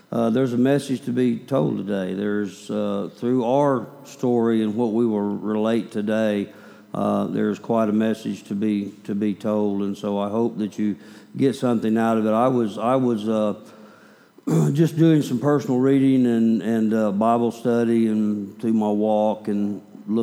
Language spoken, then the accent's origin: English; Oklahoma, United States; also born or lived in Kansas; I was born in Kansas, raised in Oklahoma